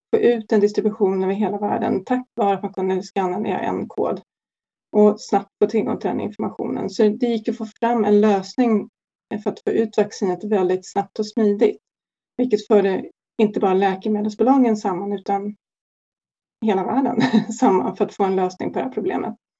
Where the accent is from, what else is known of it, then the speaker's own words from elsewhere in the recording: Sweden; vi svenskar